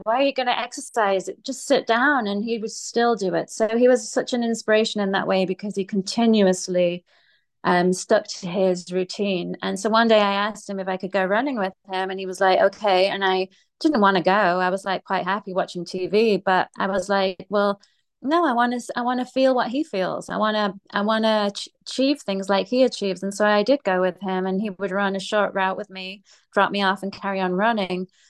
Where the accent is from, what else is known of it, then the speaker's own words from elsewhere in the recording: England, United Kingdom; I grew up in England, in um, the UK, um, which is England.